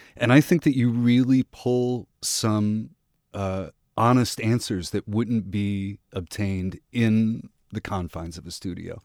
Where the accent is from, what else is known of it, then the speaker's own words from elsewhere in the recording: Midwest, United States; I grew up in the Midwest